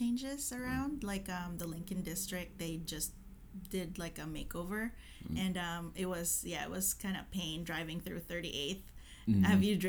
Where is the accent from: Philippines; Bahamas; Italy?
Philippines; moved away as an adult; also born or lived in Carson, California; now in Tacoma, United States; I am from the Philippines, so I moved here when I was 19.